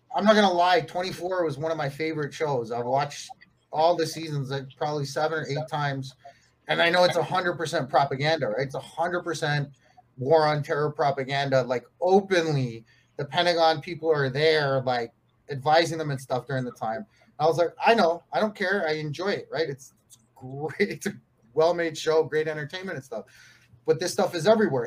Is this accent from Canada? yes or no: yes; Canada; now in Mexico; I'm Canadian, born and raised in Canada. I uh, live in Mexico now